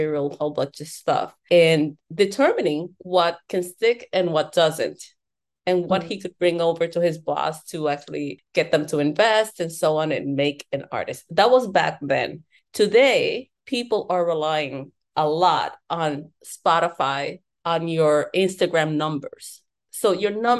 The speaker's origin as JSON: {"language": "English", "region": "New York", "country": "United States", "tie": "born or raised there", "also_born_or_lived": "Dominican Republic", "moved": "yes", "lives_now": "Miami, United States", "said": "I am immigrant from Dominican Republic, grew up in New York, and I'm based out of Miami."}